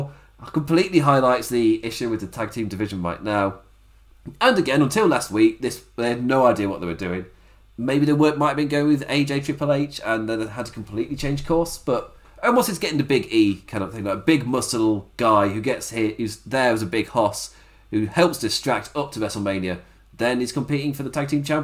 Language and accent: English; England, United Kingdom; I've lived in England my entire life